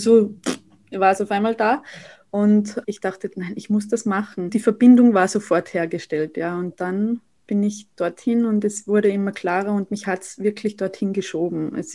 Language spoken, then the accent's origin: German; Saalfelden, Salzburg, Austria; now in Vienna, Austria; ich komme aus Österreich. Ich äh, wohne derzeit noch in Wien, aber bin bald wieder in meiner Heimat in Salzburg-Land, in Saalfelden.